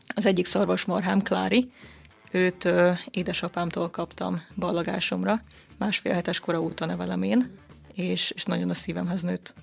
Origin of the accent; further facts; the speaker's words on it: Békéscsaba, Békés, Hungary; Én 21 éves vagyok, és a Békés Csabai Evangélikus Gimnáziumban tanultam.